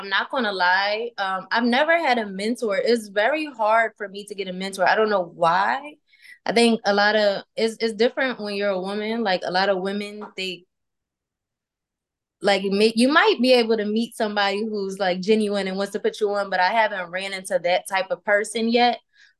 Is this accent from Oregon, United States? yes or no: no; Philadelphia, Pennsylvania, United States; moved away as an adult; also born or lived in Italy; now in Atlanta, United States; I'm from Philadelphia. I've been in Atlanta for about like 11 years.